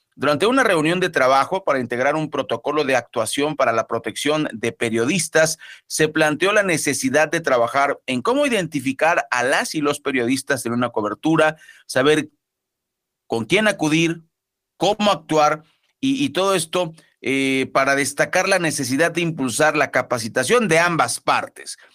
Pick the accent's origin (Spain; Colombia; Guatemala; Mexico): Mexico; todos somos mexicanos